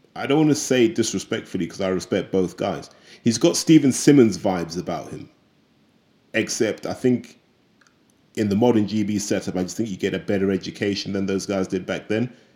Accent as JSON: {"language": "English", "country": "United Kingdom", "said": "as British fans"}